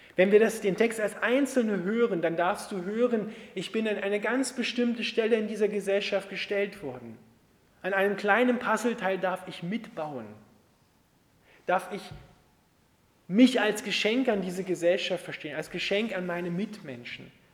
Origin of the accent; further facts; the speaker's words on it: Austria; bei uns in Österreich